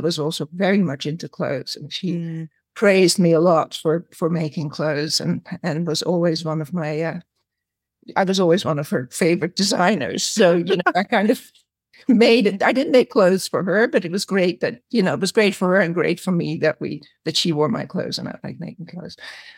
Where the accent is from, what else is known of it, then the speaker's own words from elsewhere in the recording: Amsterdam, North Holland, Netherlands; moved away as an adult; also born or lived in Paris / Australia; I grew up in Amsterdam in the Netherlands, and I had a rather complicated, very early childhood